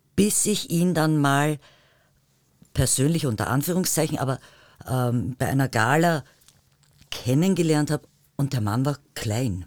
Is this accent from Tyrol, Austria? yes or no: yes; Tyrol, Austria; moved away; also born or lived in Vienna; Tirolerin mit Migrationshintergrund